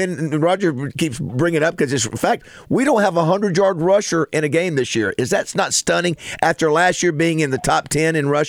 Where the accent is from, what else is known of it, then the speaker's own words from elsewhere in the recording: Panama City, Florida, United States; when I was growing up in Panama City